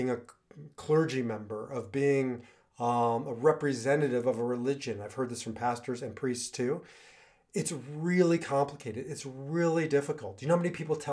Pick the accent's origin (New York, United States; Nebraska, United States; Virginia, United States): Nebraska, United States; moved away as an adult; also born or lived in Israel; I grew up in Nebraska